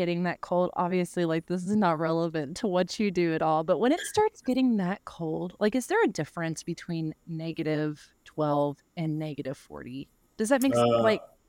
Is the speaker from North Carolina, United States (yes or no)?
no; coast of Mississippi, United States; growing up in South, like way South, like on the coast of Mississippi